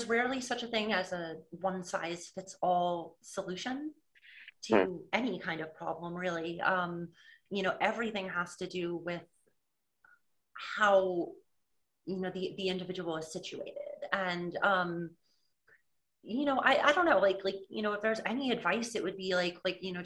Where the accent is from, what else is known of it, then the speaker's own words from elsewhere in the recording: New England, United States; I'm from New England and we don't exactly have a huge motorsports scene up here